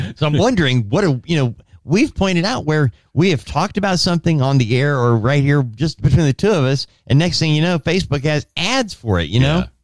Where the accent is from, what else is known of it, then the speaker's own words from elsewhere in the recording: Anaheim, California, United States; growing up in Anaheim